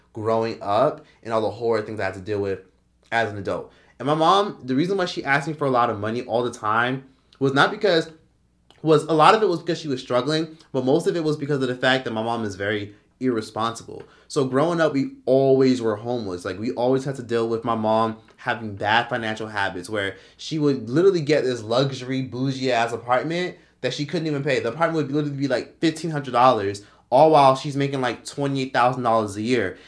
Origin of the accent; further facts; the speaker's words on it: Miami, Florida, United States; we're all from Miami, we from Miami